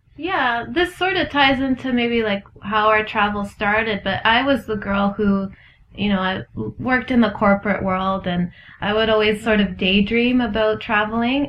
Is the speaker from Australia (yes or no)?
no; Ontario, Canada; I'm from Ontario